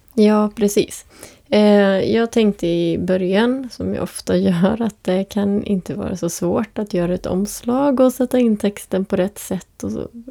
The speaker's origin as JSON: {"language": "Swedish", "town": "Borås", "region": "Västra Götaland", "country": "Sweden", "tie": "born or raised there", "moved": "yes", "lives_now": "Västerås, Sweden", "said": "jag är uppvuxen utanför Borås"}